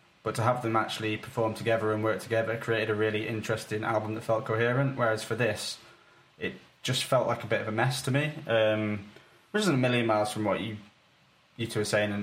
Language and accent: English; United Kingdom; I'm British